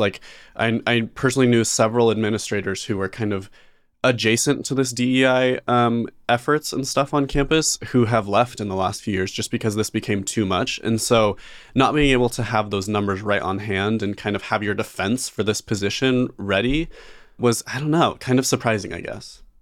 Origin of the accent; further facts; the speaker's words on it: Idaho, United States; growing up in Idaho, a lot of, a lot of people get a job when they're sixteen and start paying taxes right away. I know I did